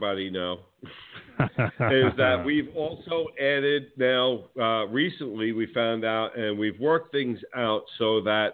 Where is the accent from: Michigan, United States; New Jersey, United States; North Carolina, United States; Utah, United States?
New Jersey, United States